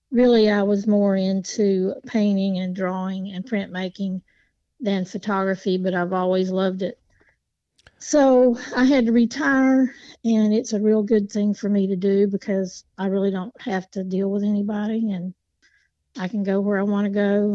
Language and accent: English; Appalachia, United States; I grew up in Appalachia.